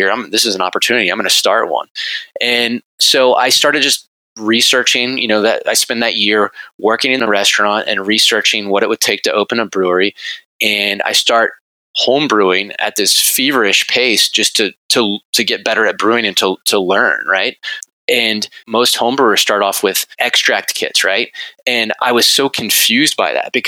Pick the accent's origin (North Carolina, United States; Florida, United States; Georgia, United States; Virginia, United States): Virginia, United States; Richmond; also born or lived in Berlin, Germany; I grew up in Richmond, Virginia, and went to Virginia Tech